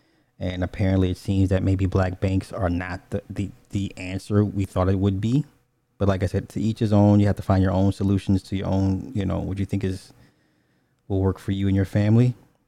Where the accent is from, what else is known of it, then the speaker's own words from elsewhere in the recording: California, United States; I'm from the Bay.